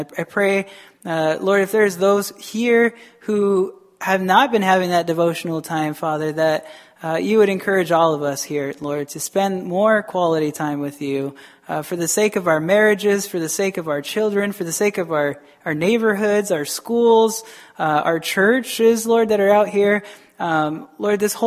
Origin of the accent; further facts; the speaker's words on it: Arizona, United States; moved away as an adult; now in Wisconsin, United States; I'm from Arizona. Not to say Arizona's bad, but my schooling was very bad